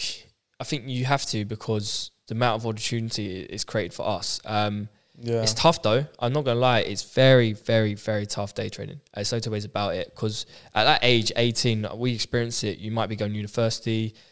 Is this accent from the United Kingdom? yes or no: yes; St Albans, East of England, United Kingdom; also born or lived in Harrow / Ireland; grew up in Harrow, went, where did I go? Ireland, then back to St. Albans